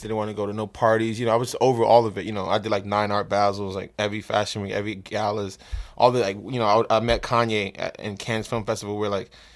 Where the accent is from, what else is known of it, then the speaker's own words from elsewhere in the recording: New York City, New York, United States; also born or lived in Trinidad / Crown Heights / Harlem; I grew up in Flatbush